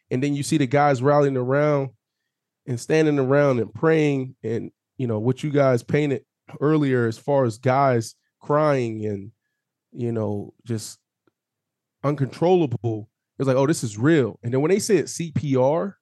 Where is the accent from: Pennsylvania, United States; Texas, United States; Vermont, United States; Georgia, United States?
Pennsylvania, United States; Pittsburgh; I'm from Pittsburgh